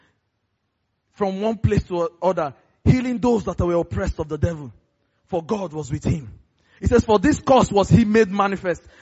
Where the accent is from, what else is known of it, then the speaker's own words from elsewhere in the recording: Lagos, Nigeria; I grew up in Festac